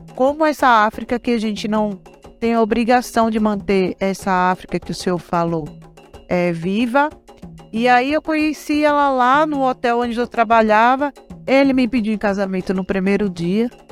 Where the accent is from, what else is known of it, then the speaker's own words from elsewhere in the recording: Pojuca, Pernambuco, Brazil; moved away; sou nordestina, sou de Pojuca, Pernambuco.